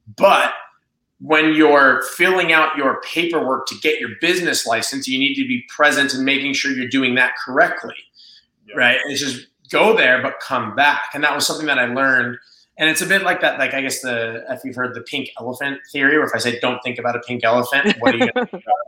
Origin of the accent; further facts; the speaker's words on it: Las Vegas, Nevada, United States; I'm from Las Vegas, I'm proud to be from Las Vegas